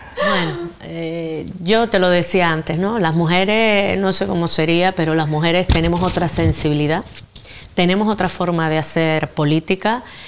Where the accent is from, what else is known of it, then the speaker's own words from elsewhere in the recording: Gran Tarajal, Canary Islands, Spain; adoro mi pueblo, el pueblo de Gran Tarajal